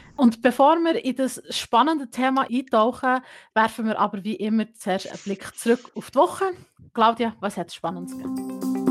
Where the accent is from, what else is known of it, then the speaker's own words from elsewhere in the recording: Gstaad, Bern, Switzerland; moved away as an adult; ich bin gebürtige Gestaderin, muss man hier kurz sagen. Ich habe 18 Jahre lang dort gelebt und bin dann für das Studium eigentlich nach Bern umgezügelt.